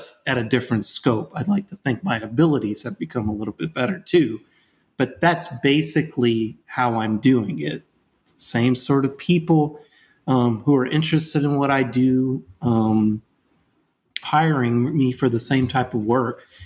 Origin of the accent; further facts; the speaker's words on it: Louisiana, United States; I'm from Louisiana